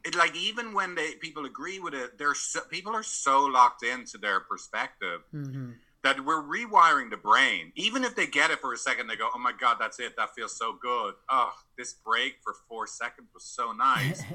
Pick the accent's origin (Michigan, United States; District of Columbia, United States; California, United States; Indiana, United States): California, United States; San Francisco; I'm from San Francisco. I live in San Francisco